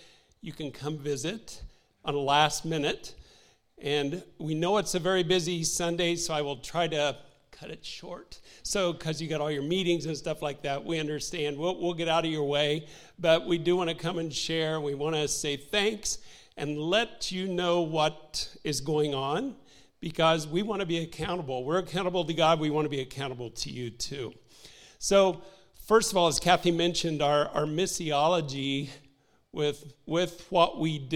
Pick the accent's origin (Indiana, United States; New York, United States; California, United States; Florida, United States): Indiana, United States; moved away; also born or lived in Haiti; We're from Indiana originally, so, you know, we're not used to oceans